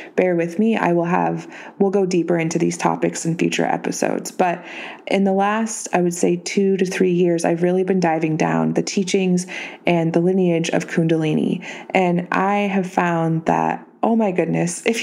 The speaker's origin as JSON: {"language": "English", "town": "Reno", "region": "Nevada", "country": "United States", "tie": "born or raised there", "said": "my hometown of Reno, Nevada"}